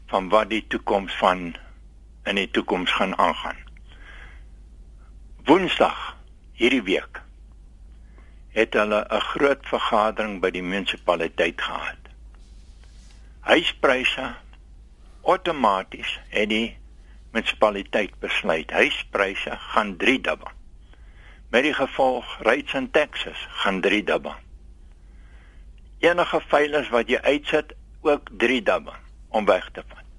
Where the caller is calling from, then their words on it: Westonaria, Gauteng, South Africa; van Westernaria.